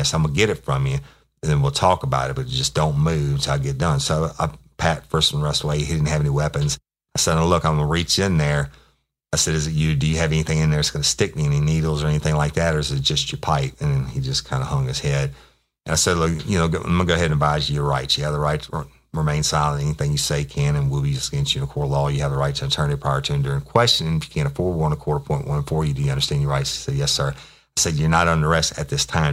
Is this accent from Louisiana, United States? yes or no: yes; Louisiana, United States; in Louisiana, we have parishes, not counties